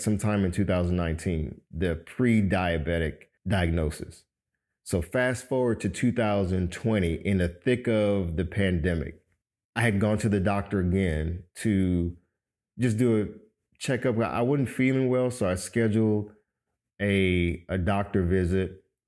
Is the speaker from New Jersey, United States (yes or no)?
no; Miami, Florida, United States; born or raised there; moved away as an adult; now in Atlanta, United States